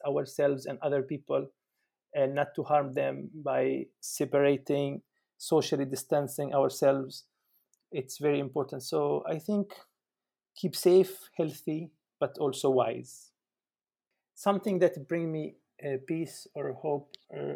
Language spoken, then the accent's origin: English; Palestine; now in Germany; I am from Palestine. I am currently in Germany